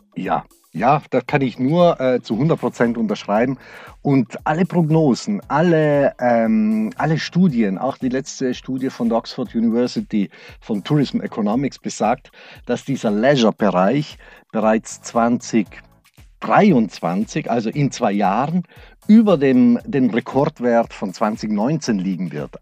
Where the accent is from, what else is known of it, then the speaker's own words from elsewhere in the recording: Brixen, Trentino-Alto Adige, Italy; moved away as an adult; now in Black Forest, Germany; Ich bin Südtiroler. Mhm. Ich bin äh, äh, meine Heimat ist Südtirol, aber das Schwarzwald ist meine zweite Heimat geworden.